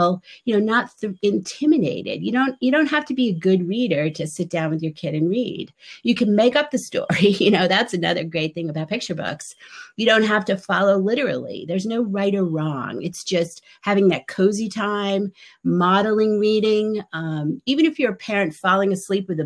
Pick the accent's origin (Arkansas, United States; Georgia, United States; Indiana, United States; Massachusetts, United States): Massachusetts, United States; outside of Boston; I grew up outside of Boston